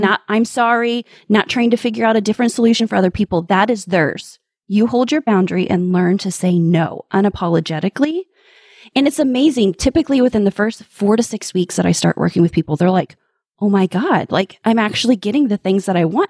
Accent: Midwest, United States; I'm from the Midwest

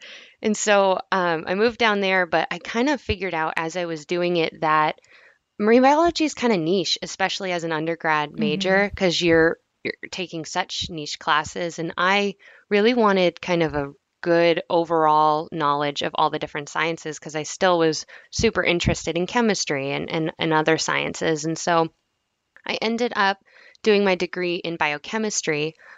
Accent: New Hampshire, United States; But so I'm from New Hampshire, but my dad's military, so I've kind of moved around a lot. But most of my time was spent in New Hampshire.

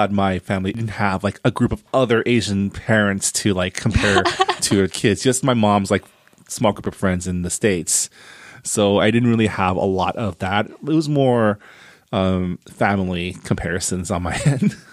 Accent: Canada; I am also Canadian

